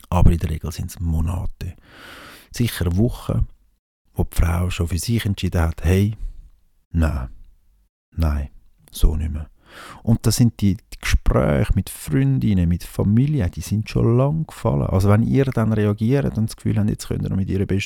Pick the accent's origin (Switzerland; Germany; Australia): Switzerland; wenn man als Schweizer da eins auf, auf Ding macht